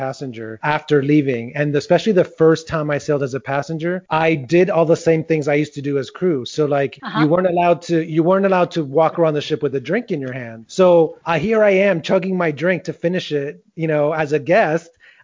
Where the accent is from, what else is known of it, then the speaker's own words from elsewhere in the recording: Miami, Florida, United States; I grew up in Miami